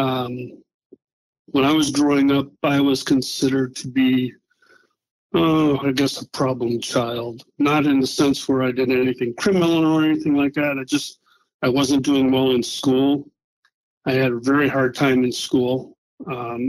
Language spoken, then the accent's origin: English; Madison, Wisconsin, United States; I grew up in Madison, Wisconsin, a very liberal town where someone like me is not very welcome. I grew up on the Far East Side, went to La Follette High School